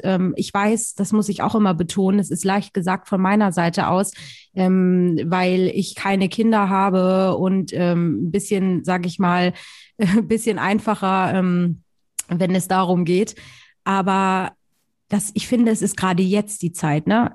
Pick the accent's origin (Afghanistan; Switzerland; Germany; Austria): Germany; Hamburg; Ich komme original aus Hamburg